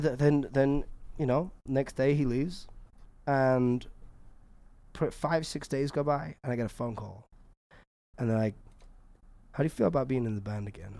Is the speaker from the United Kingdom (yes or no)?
yes; England, United Kingdom; I'm English